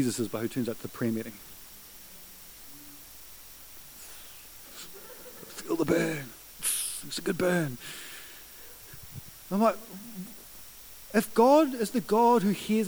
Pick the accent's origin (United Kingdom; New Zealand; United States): New Zealand; I'm a Kiwi bloke who believes in the power of prayer